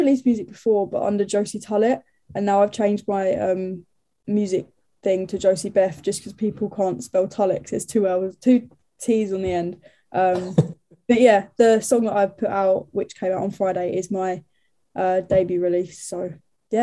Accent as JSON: {"language": "English", "town": "Brentwood", "region": "East of England", "country": "United Kingdom", "moved": "as an adult", "lives_now": "Nottingham, United Kingdom", "said": "I'm from Brentwood"}